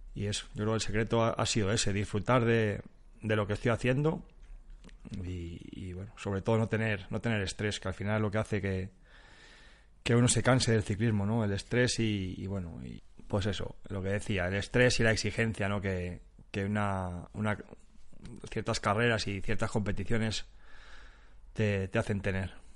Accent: Spain

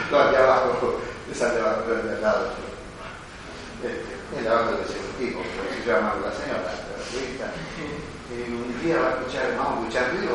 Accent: Buenos Aires, Argentina; Yo soy rata de ciudad. Nací en Buenos Aires, me crié toda mi vida en el capital en con el grado. Soy rata de ciudad

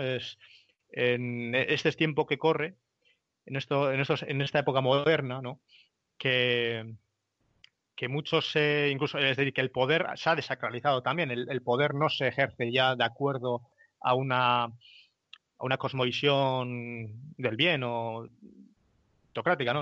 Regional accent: Spain; nosotros como españoles que compartimos una cosmovisión

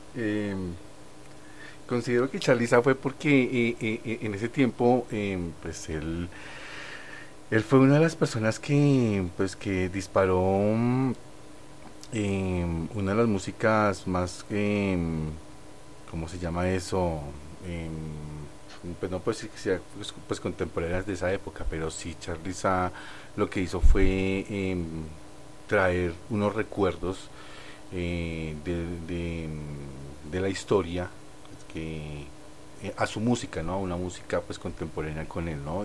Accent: Colombia; como artistas colombianos

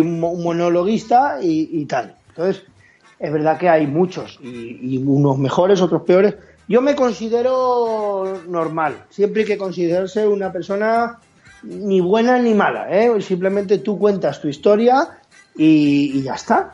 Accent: Valencian Community, Spain; yo soy valenciano como a mucha honra

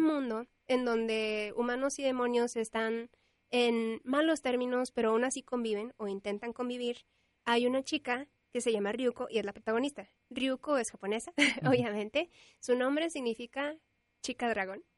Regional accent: Monterrey, Nuevo León, Mexico; nací en Monterrey y vivo en Monterrey

